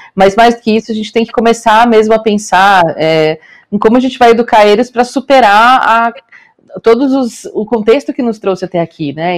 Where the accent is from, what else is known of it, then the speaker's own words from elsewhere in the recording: Rio do Sul, Santa Catarina, Brazil; moved away; eu venho de uma cidade pequena do interior de Santa Catarina